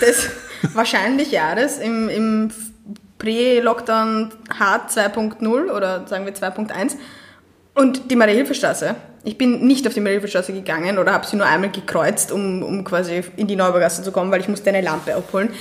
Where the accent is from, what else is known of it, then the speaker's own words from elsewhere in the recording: Austria; ich bin wirklich eine der Österreicherinnen